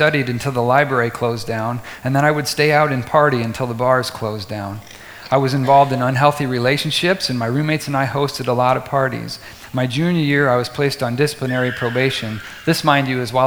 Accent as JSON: {"language": "English", "town": "Vinton", "region": "Iowa", "country": "United States", "tie": "born or raised there", "said": "our family moved from the town to a mid-1800s acreage just outside of Vinton that needed a lot of TLC"}